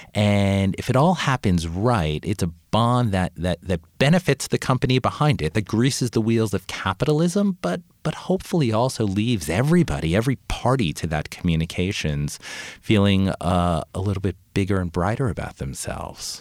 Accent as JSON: {"language": "English", "area": "Long Island", "region": "New York", "country": "United States", "tie": "born or raised there", "said": "my family were immigrants from Italy. And we grew up on Long Island"}